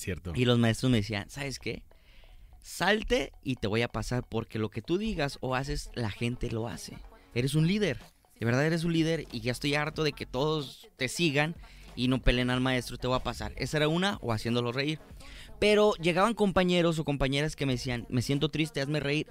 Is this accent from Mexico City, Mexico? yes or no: no; Guadalajara, Jalisco, Mexico; nací aquí en Guadalajara, Jalisco